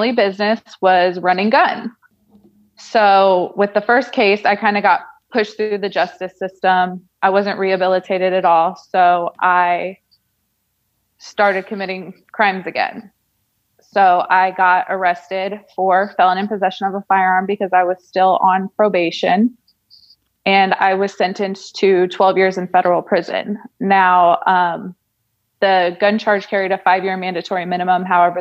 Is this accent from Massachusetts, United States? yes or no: no; Colleyville, Texas, United States; moved away as an adult; also born or lived in Shelby, Ohio / Irvine, California / Stillwater, Oklahoma; I was raised in a upper middle class family in Colleyville, Texas.